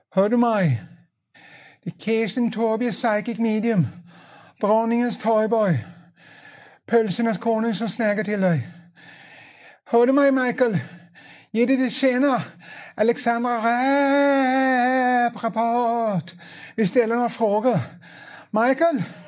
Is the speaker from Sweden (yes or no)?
no; Denmark; accent: Danish; Swedish is a second language; moved away; jag är dansk, det kan bli en liten, svag dansk brytning